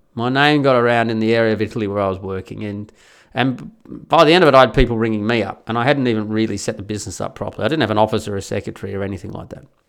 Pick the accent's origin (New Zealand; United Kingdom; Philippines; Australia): Australia; first language English; I'm an Australian, so I'm a native English speaker